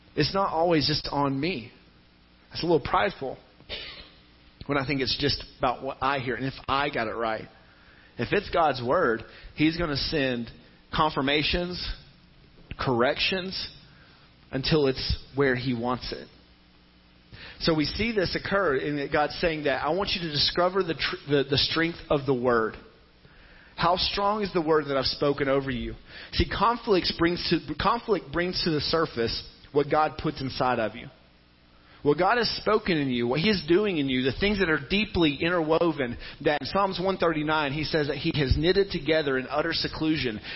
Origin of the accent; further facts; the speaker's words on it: Tennessee, United States; the church I grew up in in Tennessee